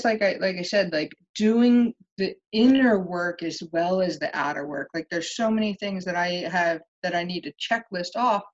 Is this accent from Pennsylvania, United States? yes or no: yes; Pennsylvania, United States; I live in Pennsylvania right now